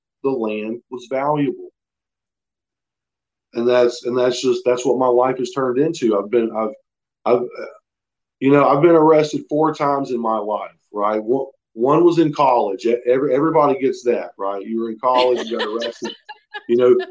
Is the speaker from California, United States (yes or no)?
no; Florida, United States; moved away as an adult; now in Franklin, North Carolina, United States; we're from Florida, right? We're Floridians